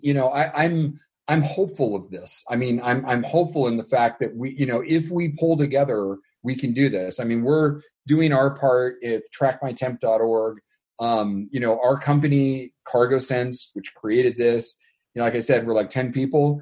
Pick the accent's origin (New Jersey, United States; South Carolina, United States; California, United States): California, United States; Sierra Nevada; born or raised there; also born or lived in Hemet, California / Fresno area, California